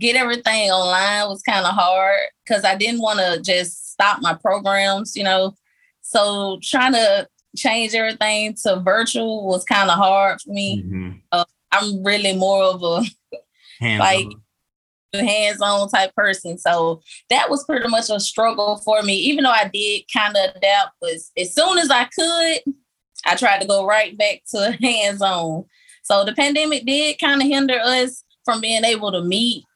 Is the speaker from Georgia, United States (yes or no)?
yes; Macon, Georgia, United States; Growing up in Macon, Georgia, which is full of crime